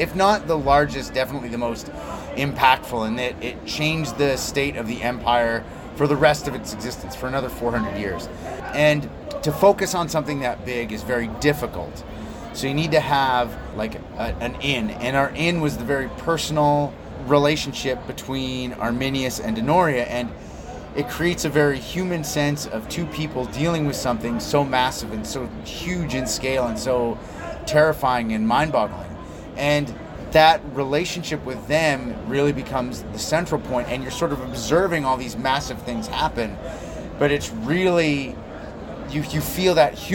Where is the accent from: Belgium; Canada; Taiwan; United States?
Belgium; I grew up in Belgium